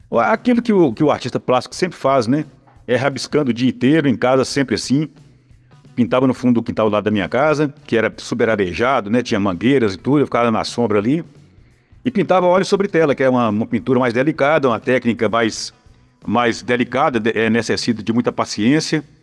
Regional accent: Pedra Azul, Minas Gerais, Brazil; also born or lived in São Paulo; now in Belo Horizonte, Brazil; foi em Pedra Azul, que é a cidade que eu nasci, que fica no Vale do Jequitinhonha.

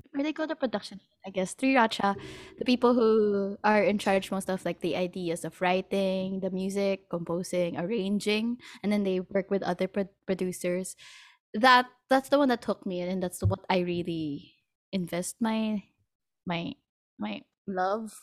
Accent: Philippines; I'm from the Philippines

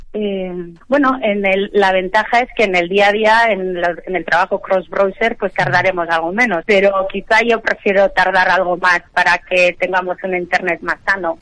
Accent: Basque Country, Spain; now in London, United Kingdom; Yo soy del País Vasco

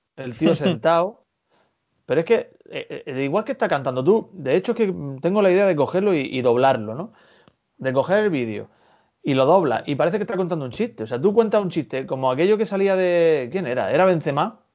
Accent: Almería, Andalusia, Spain; somos almerienses

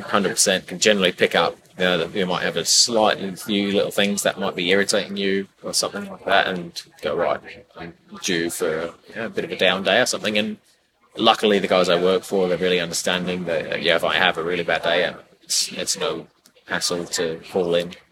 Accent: Bangor, Wales, United Kingdom; moved away as an adult; also born or lived in New Zealand; now in Brisbane, Australia; born and bred in Wales. Yeah. Bangor.

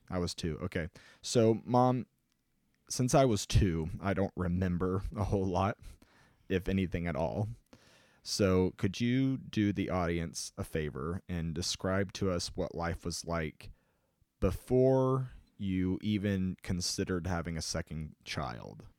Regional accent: Illinois, United States; I'm a storyteller from Illinois

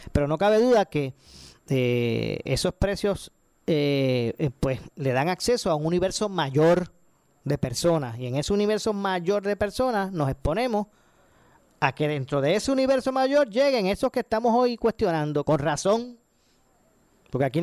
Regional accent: Puerto Rico; los que nos vemos perjudicados somos nosotros, los puertorriqueños.

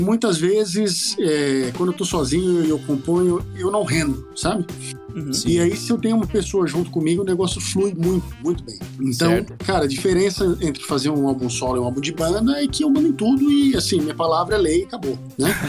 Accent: São Paulo, Brazil; eu sou de São Paulo

